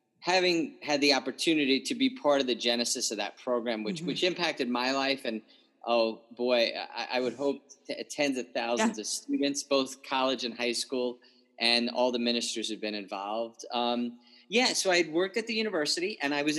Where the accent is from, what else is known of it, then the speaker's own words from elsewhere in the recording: Long Island, New York, United States; I grew up in Long Island